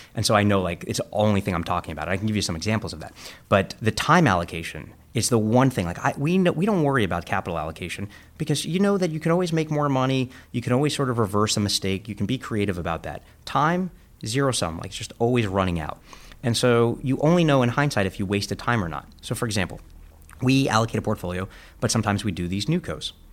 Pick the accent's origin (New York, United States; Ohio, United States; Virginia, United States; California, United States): New York, United States; New York City; I grew up in Coney Island, Brooklyn